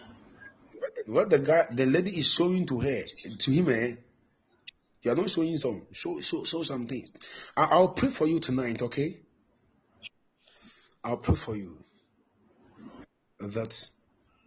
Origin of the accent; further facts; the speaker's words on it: Mampong, Ashanti, Ghana; I'm from Asante Mampo.